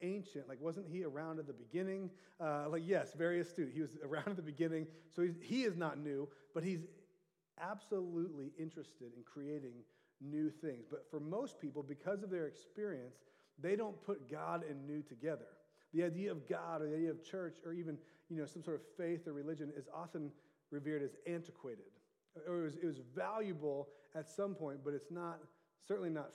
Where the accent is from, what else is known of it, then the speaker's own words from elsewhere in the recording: Orange County, California, United States; also born or lived in Santa Barbara, California; I was raised in Orange County